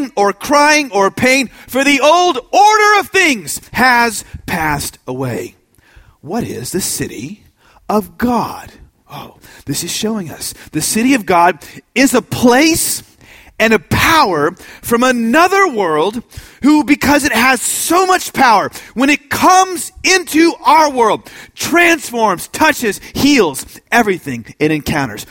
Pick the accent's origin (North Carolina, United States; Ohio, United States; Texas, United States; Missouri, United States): Texas, United States; Austin; I'm from Austin